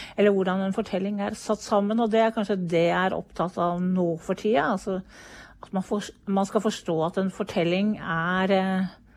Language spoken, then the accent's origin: Norwegian; Hvaler, Østfold, Norway; moved away; jeg kommer fra Hvaler